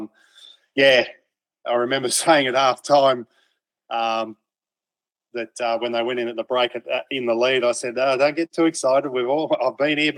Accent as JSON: {"language": "English", "town": "Narrabri", "region": "New South Wales", "country": "Australia", "moved": "yes", "said": "I am from Narrabri"}